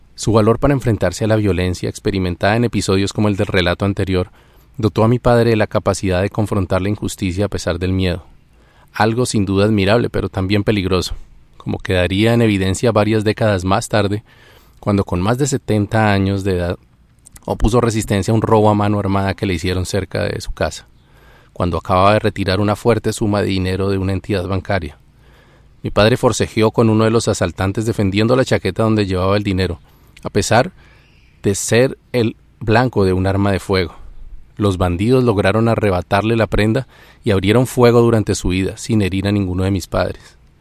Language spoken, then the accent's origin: Spanish; Colombia; esta sangrienta historia en mi país